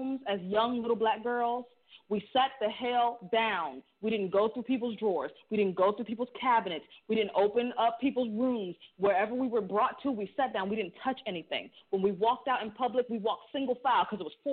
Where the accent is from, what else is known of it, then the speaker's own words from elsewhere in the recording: Boston, Massachusetts, United States; now in Barbados; I'm from Boston